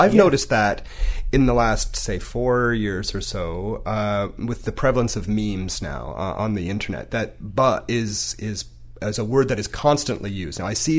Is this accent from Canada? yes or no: yes; Southern Ontario, Canada; as a child growing up in Southern Ontario